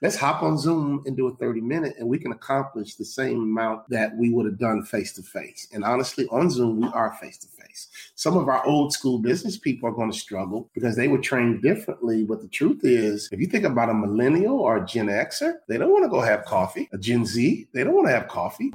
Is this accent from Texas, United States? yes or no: no; Chicago, Illinois, United States; I'm from Chicago